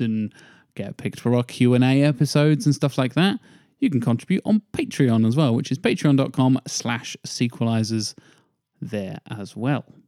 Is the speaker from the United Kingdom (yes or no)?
yes; United Kingdom; we're British